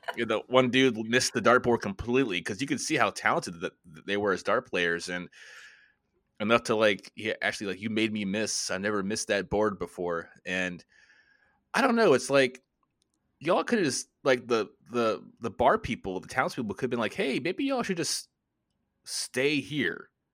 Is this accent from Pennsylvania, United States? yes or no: no; Florida, United States; also born or lived in Washington, D.C. area; now in near Washington, D.C., United States; I'm, uh, originally from Florida. I currently live right outside of Washington, D C